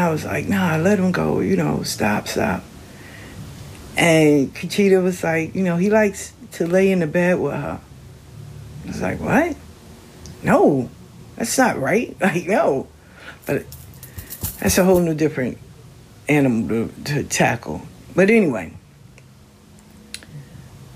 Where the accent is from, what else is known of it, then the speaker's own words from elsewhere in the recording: the South, United States; I'm from the South